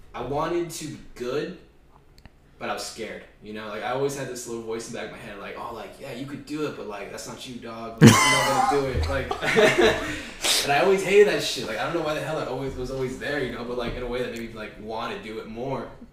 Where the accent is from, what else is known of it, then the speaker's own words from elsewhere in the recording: West Covina, California, United States; also born or lived in Baldwin Park, California; my parents moved into West Covina, and that's like kind of like where the rest of my life has been taking place